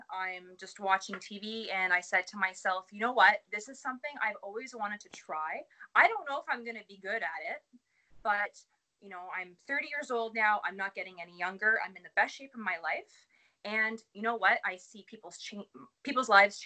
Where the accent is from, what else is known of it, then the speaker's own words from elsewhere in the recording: Dowling, Ontario, Canada; moved away as an adult; also born or lived in Sudbury, Ontario; now in Barrie, Canada; I'm from Dowling, Ontario, which is about 35, 40 minutes north of Sudbury.